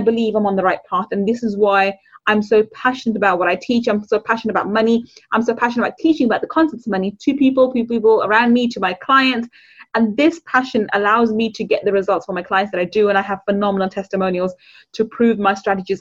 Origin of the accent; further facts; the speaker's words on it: London, United Kingdom; also born or lived in Manchester; I grew up on a council estate in London. In the East End of London